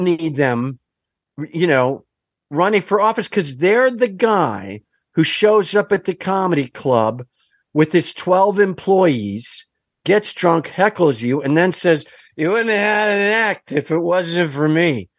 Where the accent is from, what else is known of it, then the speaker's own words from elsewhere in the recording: Kenosha, Wisconsin, United States; I'm from Kenosha, Wisconsin, where they built the American Motors Gremlin